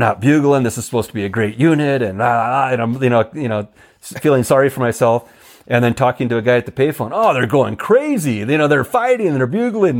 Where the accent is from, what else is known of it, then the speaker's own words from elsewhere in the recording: Oregon, United States; now in New Mexico, United States; I'm from Oregon